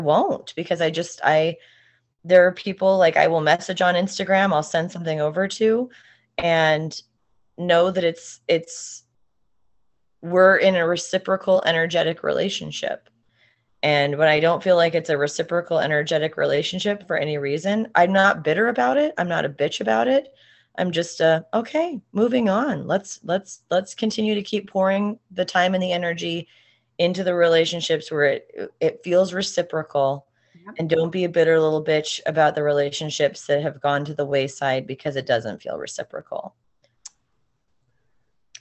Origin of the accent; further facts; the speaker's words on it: Montana, United States; we're from Montana